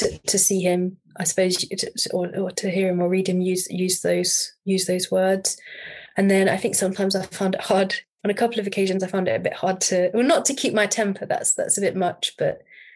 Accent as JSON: {"language": "English", "country": "United Kingdom", "said": "I'm British."}